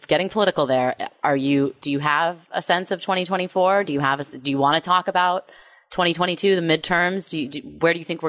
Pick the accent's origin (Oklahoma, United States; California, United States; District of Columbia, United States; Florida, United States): California, United States; my home state of California